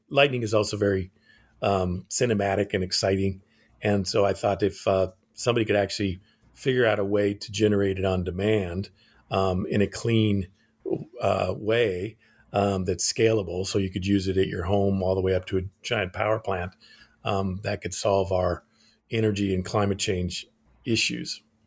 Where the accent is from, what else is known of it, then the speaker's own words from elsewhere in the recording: Alaska, United States; moved away; also born or lived in Japan; I was born in Alaska.